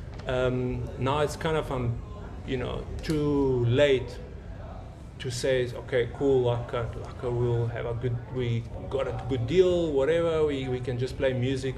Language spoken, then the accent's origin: English; North Macedonia; now in South Africa